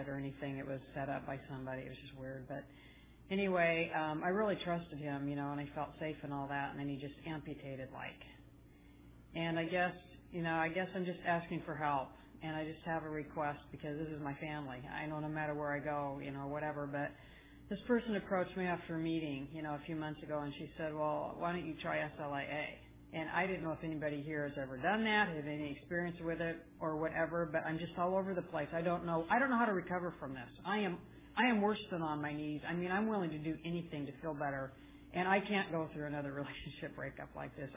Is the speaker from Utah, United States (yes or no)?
yes; Salt Lake City, Utah, United States; also born or lived in Southern California; I'm from Salt Lake City.